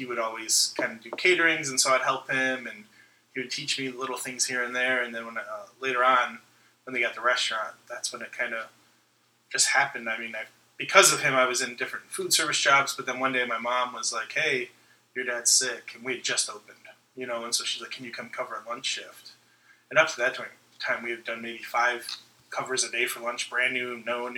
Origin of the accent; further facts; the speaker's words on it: Rockford, Illinois, United States; also born or lived in Chicago / California / Florida / Kentucky; now in Chattanooga, United States; My hometown is Rockford, Illinois, which is about 90 minutes outside of Chicago